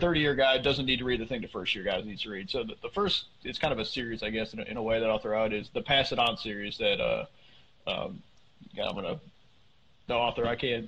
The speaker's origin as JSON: {"language": "English", "region": "Northeast", "country": "United States", "tie": "born or raised there", "said": "I grew up up in the Northeast"}